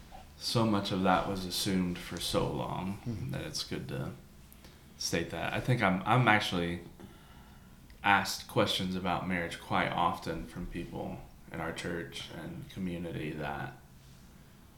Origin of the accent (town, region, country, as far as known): the South, United States